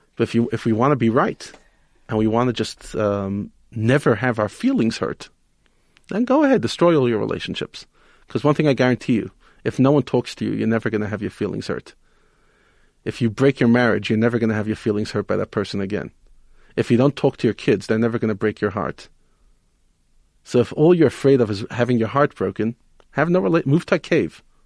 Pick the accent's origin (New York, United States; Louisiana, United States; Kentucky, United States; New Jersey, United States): New York, United States; New York City; now in South Africa; I grew up in Brooklyn